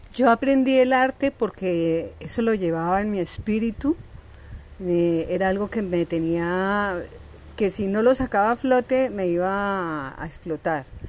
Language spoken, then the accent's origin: Spanish; Cali, Valle del Cauca, Colombia; gestora cultural de la Comuna 9, artista del Valle del Cauca y de Cali